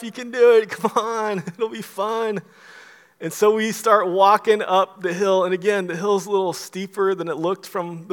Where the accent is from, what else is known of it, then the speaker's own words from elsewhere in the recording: Florida, United States; now in Dallas, United States; I'm from Florida. Now we're living in Dallas